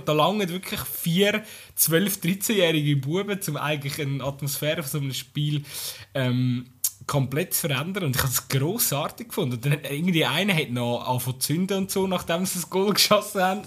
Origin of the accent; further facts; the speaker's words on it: Aargau, Switzerland; bei uns im Aargau